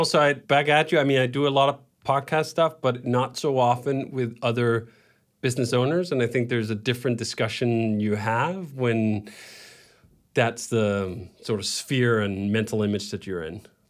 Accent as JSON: {"language": "English", "country": "Denmark", "tie": "born or raised there", "said": "And I lived that life too, growing up in Denmark."}